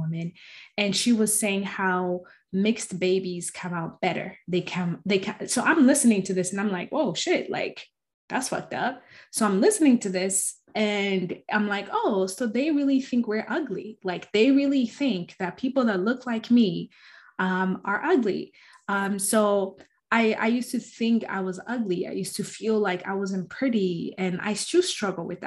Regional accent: Arizona, United States; growing up in Arizona, it's very anti-Black

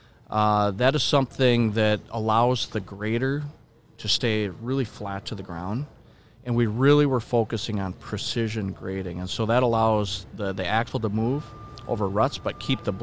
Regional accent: Minneapolis, Minnesota, United States; I grew up in Minneapolis

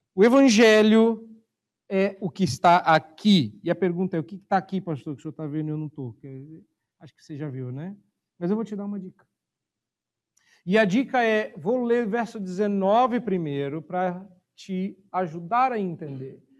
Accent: Brazil; eu sou brasileiro

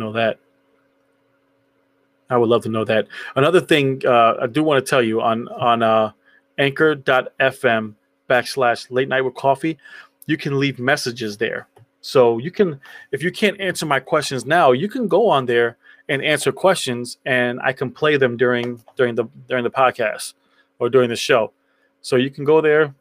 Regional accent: New York, United States; So when I was younger, I grew up in New York.

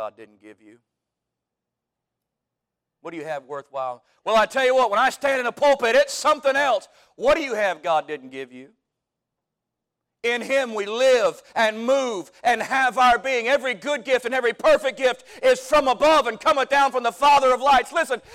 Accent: Cantonment, Florida, United States; I grew up in Cantonment, Florida. That's right outside of Pensacola

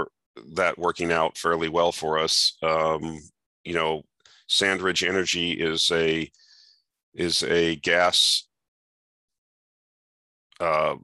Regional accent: around Lake Okeechobee, Southern Florida, United States; I grew up in Southern Florida around Lake Okeechobee.

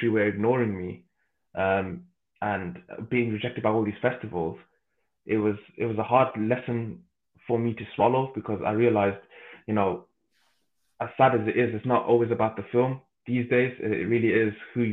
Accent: Birmingham, West Midlands, United Kingdom; I'm from Birmingham

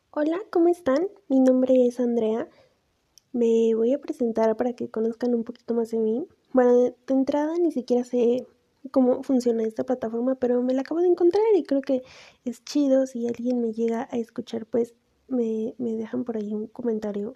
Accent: Mexico; soy de México

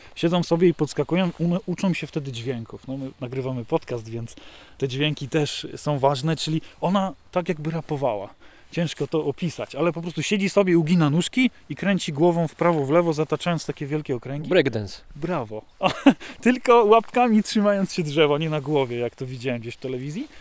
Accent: Nowy Targ, Lesser Poland, Poland; jako mały chłopak, kiedy patrzyłem, jak małe puszczyki tutaj wyglądały na mnie

